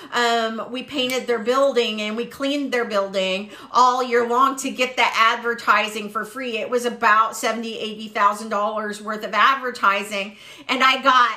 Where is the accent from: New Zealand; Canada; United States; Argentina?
United States; Waco, Texas; I was from Waco and I knew what Spice Village was